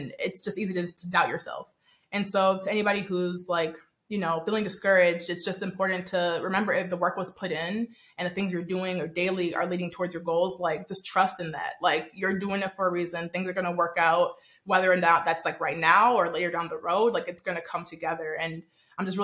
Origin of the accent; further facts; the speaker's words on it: Nigeria; I'm actually Nigerian